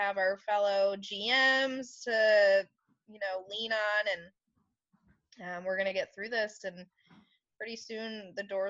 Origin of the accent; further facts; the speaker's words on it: Rochester, New York, United States; now in Oklahoma, United States; I'm also from New York, so everything is fast-paced there.